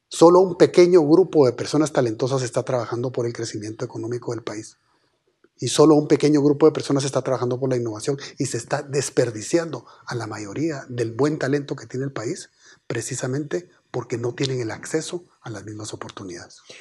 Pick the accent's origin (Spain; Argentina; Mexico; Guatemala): Guatemala; somos todos los guatemaltecos